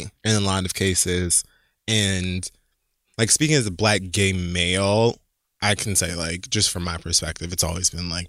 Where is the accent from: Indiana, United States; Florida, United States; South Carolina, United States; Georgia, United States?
Florida, United States; Miami; I'm from Miami